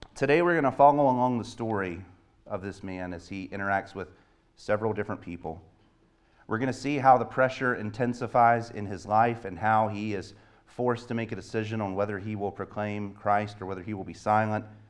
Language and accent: English; the South, United States; moved away; I grew up in the South